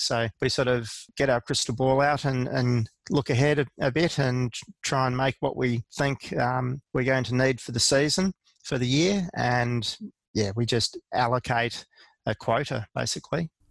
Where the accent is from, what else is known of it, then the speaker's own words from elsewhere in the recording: Australia; as an Australian cheesemaker